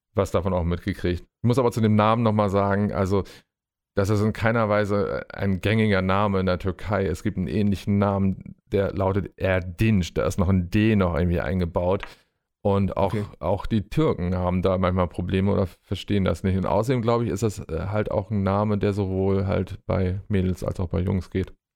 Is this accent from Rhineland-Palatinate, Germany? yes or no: no; Bremen, Germany; ich bin äh, tatsächlich in Deutschland, in meiner Heimatstadt Bremen geboren